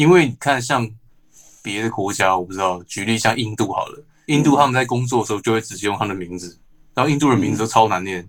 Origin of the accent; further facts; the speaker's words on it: Taiwan; 毕竟我们都是台湾人，在台湾公司工作。